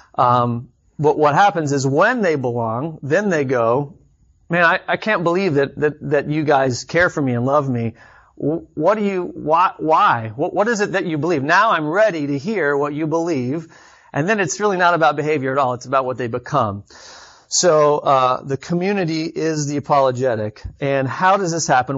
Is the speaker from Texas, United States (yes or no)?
yes; Austin, Texas, United States; moved away as an adult; also born or lived in Chicago; I grew up in Austin, Texas, about three hours south of here, and then, um, moved to Chicago for college